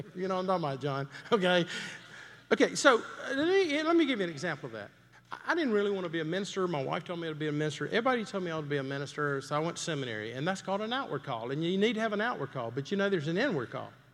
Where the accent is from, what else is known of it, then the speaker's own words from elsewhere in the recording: Greenville, South Carolina, United States; moved away; I grew up in Greenville, South Carolina